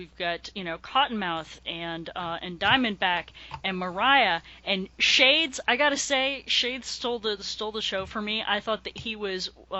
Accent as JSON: {"language": "English", "region": "New England", "country": "United States", "tie": "born or raised there", "said": "I grew up in New England."}